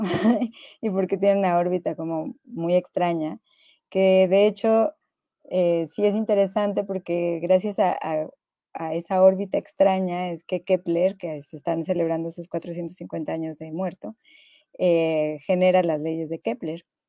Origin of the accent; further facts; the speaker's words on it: Mexico; aquí en México